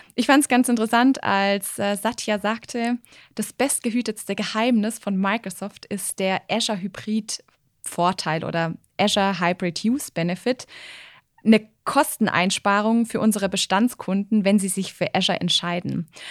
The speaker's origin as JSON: {"language": "German", "region": "Swabia", "country": "Germany", "said": "als Schwabe"}